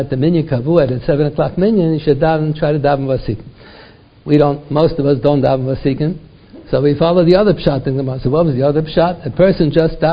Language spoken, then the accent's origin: English; United States; first language English; Our mother tongue is not Hebrew. We talk English. I was born in America